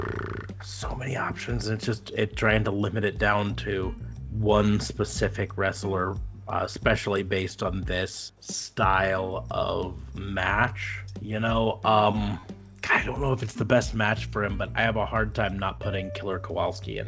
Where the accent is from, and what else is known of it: United States